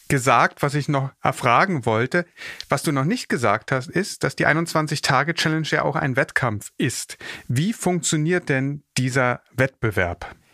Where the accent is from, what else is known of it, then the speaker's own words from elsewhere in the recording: Berlin, Germany; Geboren und aufgewachsen bin ich in Berlin